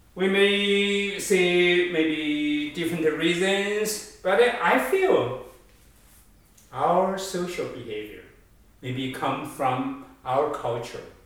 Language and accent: English; China; moved away as an adult; also born or lived in Toronto, Canada; now in United States; I grew up in China, but now I have actually now I have 35 years living in Canada and the US.